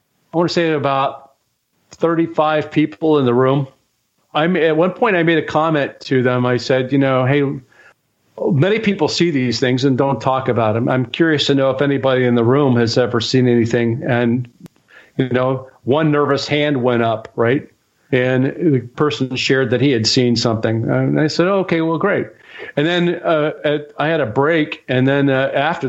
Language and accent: English; Dayton, Ohio, United States; growing up in Dayton, I learned that it was just up the road, that Project Blue Book was just up the road at Wright Pat